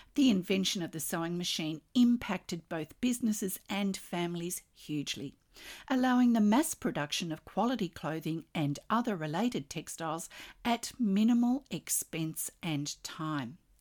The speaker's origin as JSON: {"language": "English", "country": "Australia", "said": "I'm an Australian textile artist"}